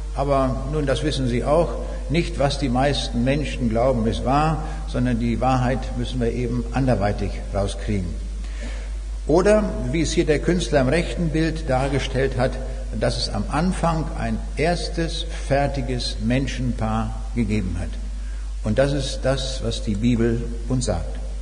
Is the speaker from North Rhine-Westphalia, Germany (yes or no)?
no; Braunschweig, Lower Saxony, Germany; Ich komme aus Braunschweig